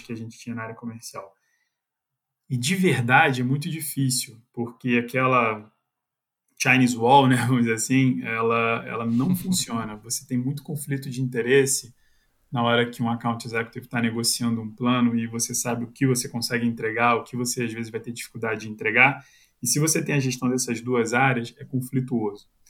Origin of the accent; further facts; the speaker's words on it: Rio de Janeiro, Brazil; accent: carioca chiado; moved away as an adult; now in São Paulo, Brazil; sou carioca